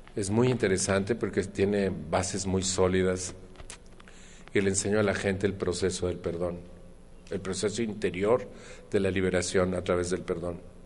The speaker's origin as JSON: {"language": "Spanish", "country": "Mexico", "said": "en mi país"}